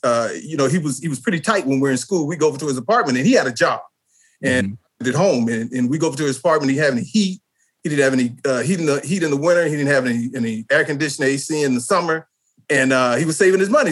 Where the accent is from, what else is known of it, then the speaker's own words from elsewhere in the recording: Texas, United States; moved away as an adult; also born or lived in Washington, D.C.; when we were growing up in Texas